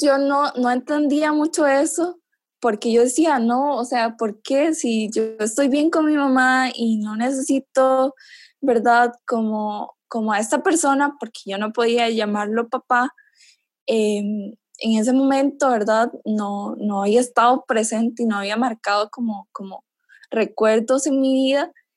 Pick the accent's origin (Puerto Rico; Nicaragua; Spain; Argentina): Nicaragua; moved away as an adult; now in Costa Rica; soy nicaragüense actualmente vivo en Costa Rica